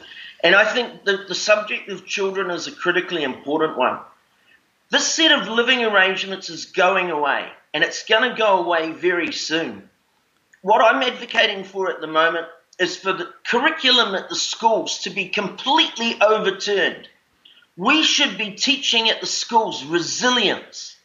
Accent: Auckland, New Zealand; I was born in Auckland City, and I live on this beautiful island just outside of Auckland

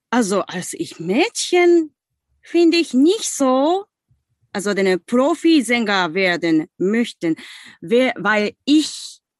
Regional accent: Osaka, Japan; German is a second language; now in Hamburg, Germany; Und ich komme aus Osaka in Japan. Meine Heimat Osaka gibt es neben den Tokio, also Mitte in Japan.

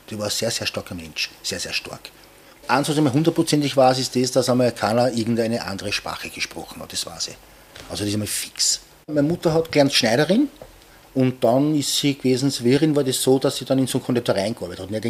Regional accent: Aspern, Vienna, Austria; weil ich bin ja auch in Oschborn aufgewachsen und da war ja 1809 bei Napoleon und das habe ich natürlich in der Schule gelernt. Und bei uns in Hirstetten war eine Kanonenkugel in der Mauer drinnen von dieser Zeit.

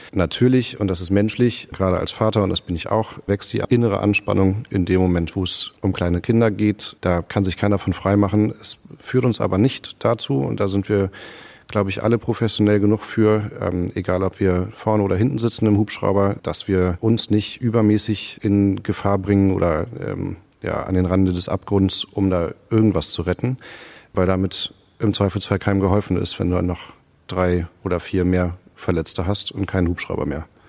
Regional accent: Hamburg, Germany; moved away as an adult; now in Greifswald, Germany; Ich bin in Hamburg aufgewachsen

